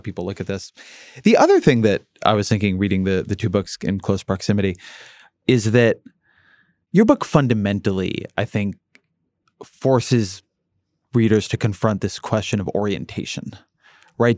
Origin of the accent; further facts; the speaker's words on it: Irvine, California, United States; moved away; when I grew up in Irvine, California, we got the L A Times